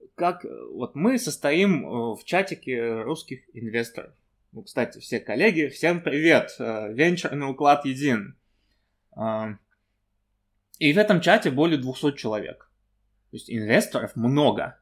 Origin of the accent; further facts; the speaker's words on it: Kazakhstan; Я сам из Казахстана родом